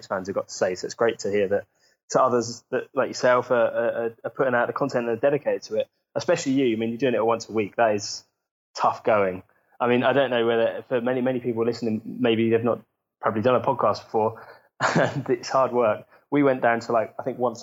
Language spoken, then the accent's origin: English; Southampton, South East England, United Kingdom; moved away as an adult; I grew up in Southampton